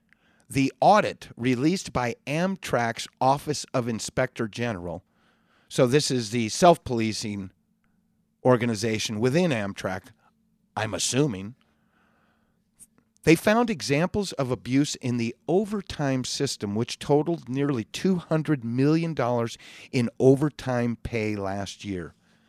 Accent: California, United States; And I understand, being born and raised in California, it's a tough place to leave.

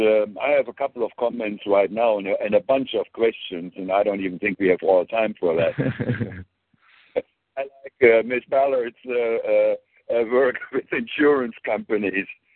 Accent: Germany; English is a second language; moved away; I grew up in Germany.

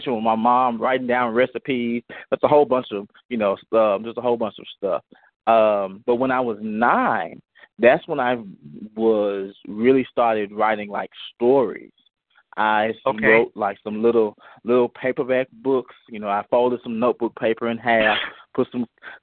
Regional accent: Greenville, Mississippi, United States; accent: country twang; moved away as an adult; also born or lived in Memphis, Tennessee / Louisiana; now in Stone Mountain, United States; I grew up in Greenville, Mississippi.

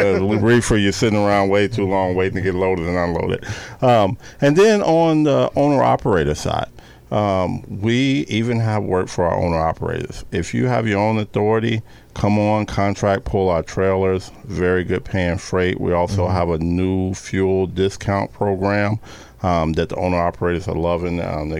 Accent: Chicago, Illinois, United States; I was, yep, huge Chicago Bears fan.

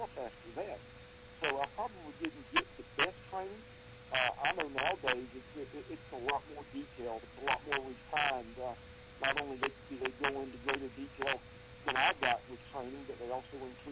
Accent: Columbia, South Carolina, United States; my hometown of Columbia, South Carolina

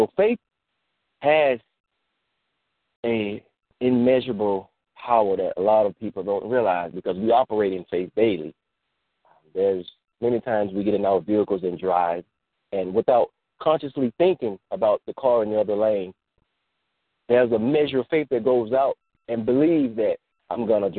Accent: Georgia, United States; Look, I came from Georgia. I can't go back because I did so much, I kind of burnt my bridges. I can't go back. I don't have nowhere to go back to.

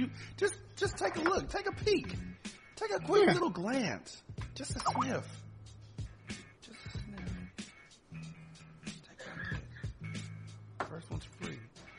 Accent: California, United States; moved away; also born or lived in Waldorf, Maryland; I'm from California.

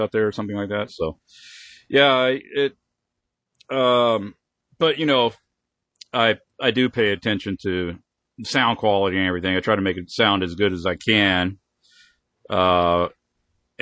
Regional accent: Oklahoma, United States; I'm from Oklahoma

